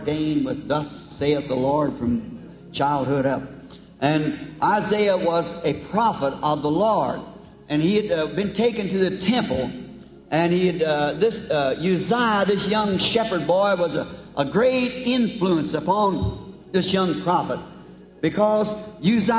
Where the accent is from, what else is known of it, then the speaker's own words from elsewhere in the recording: United States; I'm American